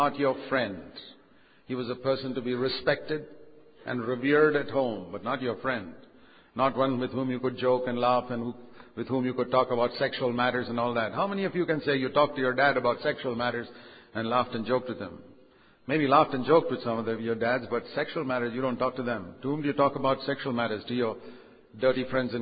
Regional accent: India; I'm an Indian, but I'm an Indian second. I'm a Christian first

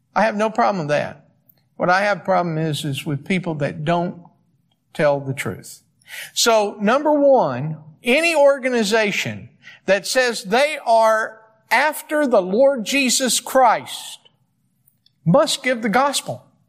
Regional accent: East Coast, United States; moved away; I'm from the East Coast

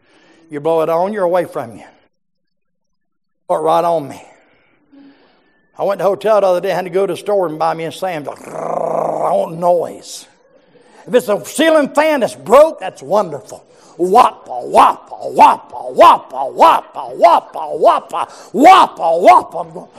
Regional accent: Georgia, United States; I'm from South Georgia. I'm from the land of the mobile homes, amen?

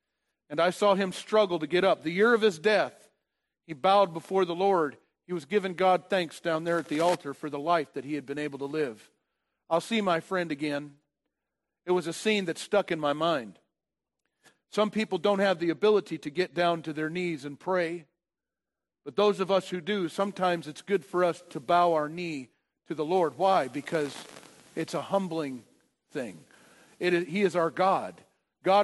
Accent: Indiana, United States; I came from Indiana, and I don't know exactly what's taking place with the Ohio River

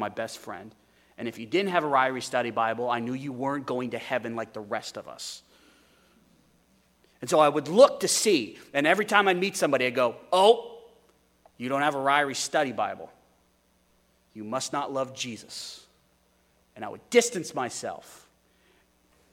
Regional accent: United States; modern American Christians

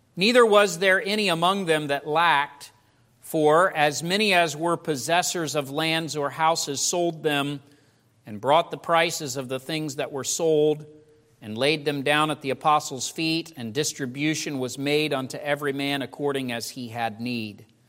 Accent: United States; you and I as American Christians

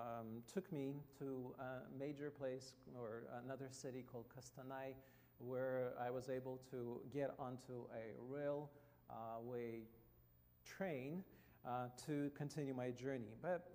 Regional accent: Russia; English is a second language; I come from Russia, as you can see, and unless it's very small probably for many of you, but anyway, there is Russia, the green territory.

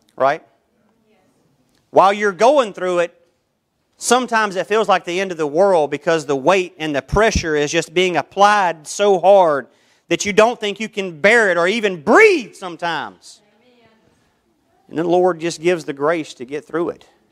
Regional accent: United States; I'm born an American.

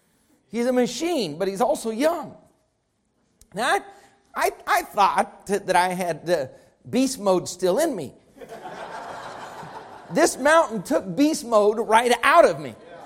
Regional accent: Colorado, United States; now in Texas, United States; I grew up in Colorado.

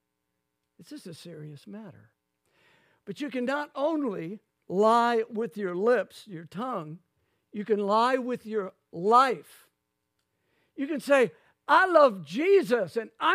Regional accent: Lafayette, Louisiana, United States; when I grew up in Lafayette, Louisiana, going to my mother's church

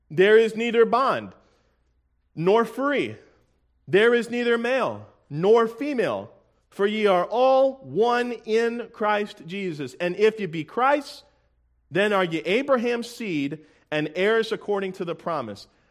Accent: Tampa, Florida, United States; I'm from Tampa, Florida

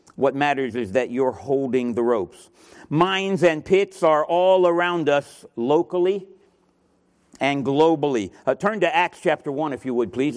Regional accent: Miami, Florida, United States; moved away; also born or lived in Sydney, Australia; I'm from Miami, Florida

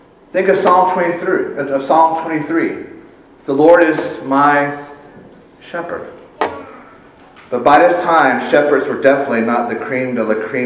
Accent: Sumter, South Carolina, United States; I'm from Sumter.

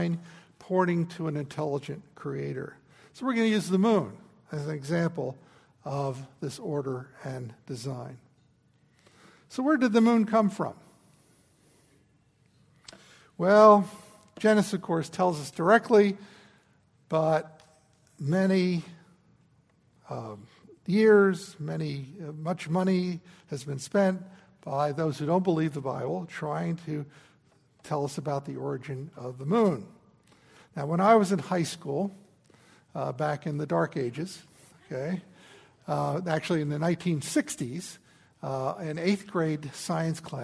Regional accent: New Jersey, United States; I grew up in New Jersey.

